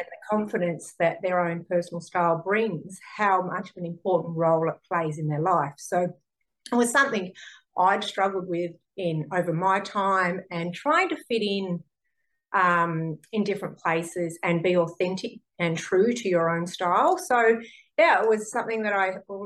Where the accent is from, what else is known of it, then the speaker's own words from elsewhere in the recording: northern Tasmania, Australia; moved away as an adult; also born or lived in western New South Wales; I grew up in Tasmania, in northern Tasmania.